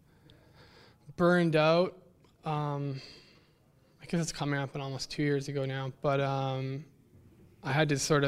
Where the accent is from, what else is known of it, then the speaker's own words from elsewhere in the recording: Thunder Bay, Ontario, Canada; I grew up in Thunder Bay